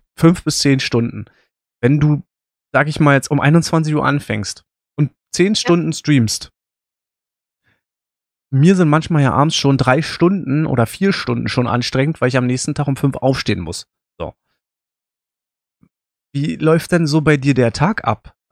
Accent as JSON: {"language": "German", "region": "Berlin", "country": "Germany", "said": "ich komme aus Berlin, ähm, wissen auch ungefähr, in welchem Stadtteil ich wohne."}